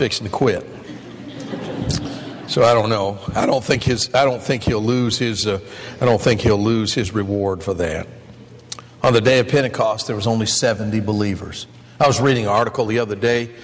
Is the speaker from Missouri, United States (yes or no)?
no; Michigan, United States; moved away; Kresge store or Kmart or Spartan or the ones I grew up with in Michigan